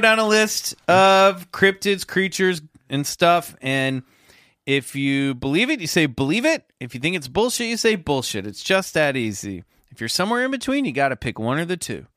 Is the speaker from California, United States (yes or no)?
no; Kansas, United States; the neighborhood next to mine growing up in Kansas